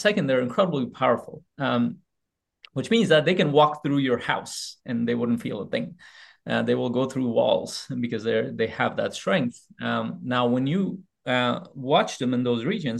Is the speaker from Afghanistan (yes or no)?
yes; Afghanistan; moved away; also born or lived in Pakistan; I was born in Afghanistan. I lived a part of my life in Pakistan